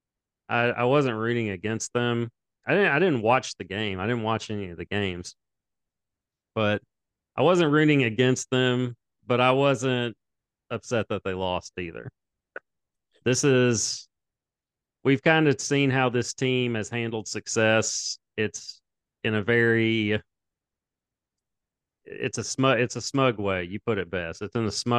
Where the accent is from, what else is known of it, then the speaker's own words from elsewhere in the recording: United States; as an American